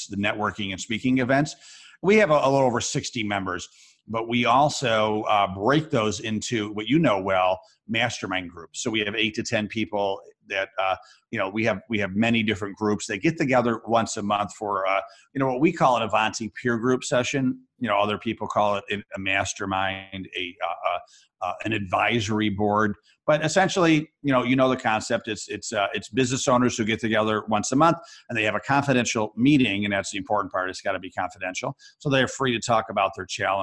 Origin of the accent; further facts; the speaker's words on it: Rochester, New York, United States; I teach a class of entrepreneurship at the University of Rochester, New York, my hometown